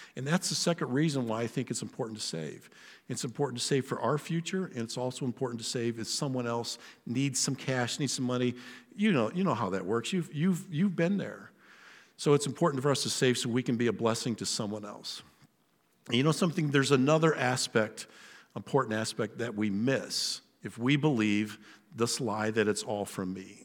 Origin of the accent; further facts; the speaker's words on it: Western Ohio, United States; My place of birth, I was born in Western Ohio in America